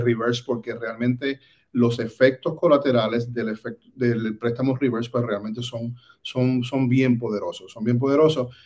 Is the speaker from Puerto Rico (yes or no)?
yes; Puerto Rico; moved away as an adult; now in Orlando, United States; desde posiciones muy humildes en Puerto Rico, pues soy puertorriqueña.